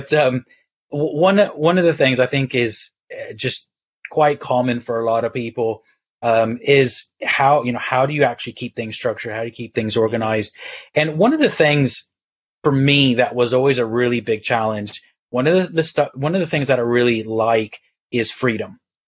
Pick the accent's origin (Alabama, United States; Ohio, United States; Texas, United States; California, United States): Texas, United States; also born or lived in Galway, Ireland; now in United Kingdom; I'm originally from Texas, though. And 16 years ago, I moved to the Republic of Ireland on the west coast near Galway. So my accent's all over.